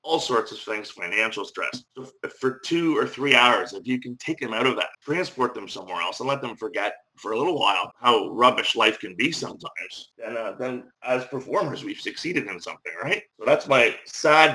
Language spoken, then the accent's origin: English; Belfast, Northern Ireland, United Kingdom; now in Sarnia, Canada; I was born and raised in Belfast, Northern Ireland.